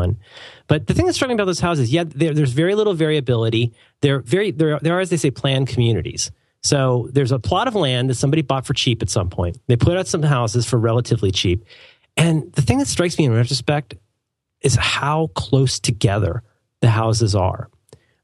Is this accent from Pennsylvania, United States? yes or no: no; Pasco County, Florida, United States; also born or lived in Cincinnati, Ohio; growing up in Pasco County